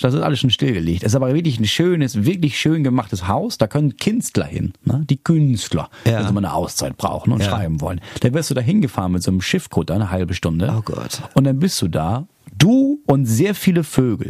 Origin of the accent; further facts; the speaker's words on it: Schleswig-Holstein, Germany; ich komme aus Schleswig-Holstein